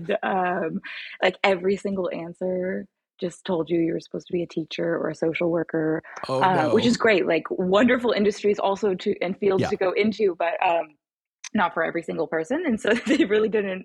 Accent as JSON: {"language": "English", "region": "California", "country": "United States", "tie": "born or raised there", "said": "I was born in California"}